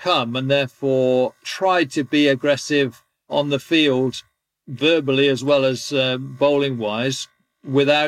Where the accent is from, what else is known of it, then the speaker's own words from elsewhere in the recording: England, United Kingdom; being an Englishman